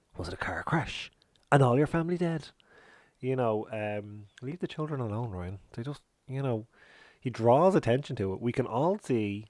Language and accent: English; Ireland; us as Irish people